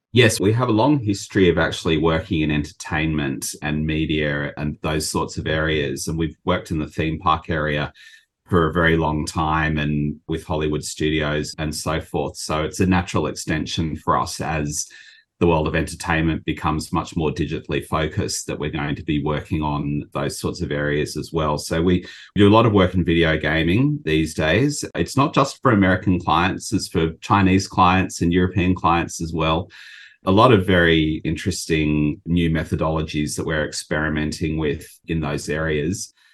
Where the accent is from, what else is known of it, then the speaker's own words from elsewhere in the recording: Australia; moved away as an adult; now in Japan; I'm from Australia